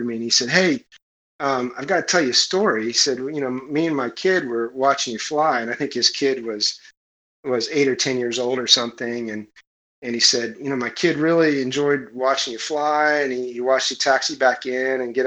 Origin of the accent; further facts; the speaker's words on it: Kansas, United States; I'm from Kansas, right? We don't do boats in Kansas. In fact, I didn't see the ocean until I was 13.